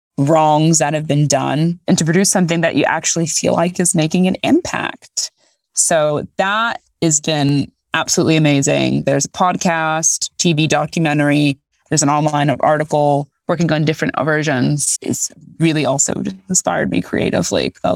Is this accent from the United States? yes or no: no; Haiti; I'm from Haiti, presumably a descendant of slaves. I don't know any of my history.